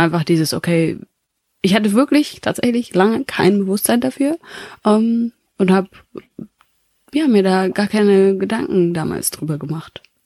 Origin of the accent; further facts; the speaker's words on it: Bavaria, Germany; also born or lived in Rubaga, Uganda; ich komme aus, äh, aus Bayern